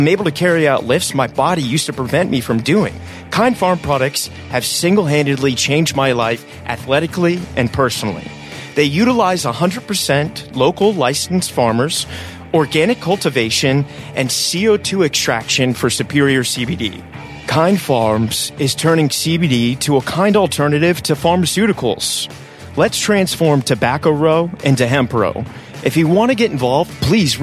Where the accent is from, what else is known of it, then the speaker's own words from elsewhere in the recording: Virginia, United States; I'm from Virginia too, so I know the Southern accent well